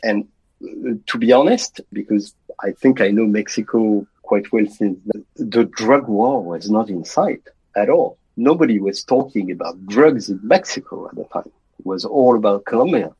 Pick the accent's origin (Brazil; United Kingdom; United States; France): France; moved away; I was raised with my uh, two younger sisters in a middle class family in France.